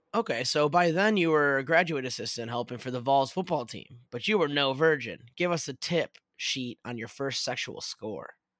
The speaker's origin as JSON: {"language": "English", "town": "Chicago", "region": "Illinois", "country": "United States", "also_born_or_lived": "Louisville", "moved": "yes", "said": "I'm from Chicagee"}